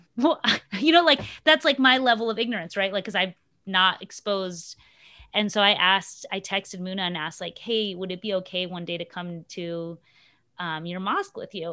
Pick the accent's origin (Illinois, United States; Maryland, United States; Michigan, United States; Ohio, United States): Ohio, United States; Upper Arlington; accent: suburban white girl accent; first language English; also born or lived in Mexico; I grew up in Ohio. Like, what are you talking about? Do you mean, like, my Upper Arlington suburb, that was my suburb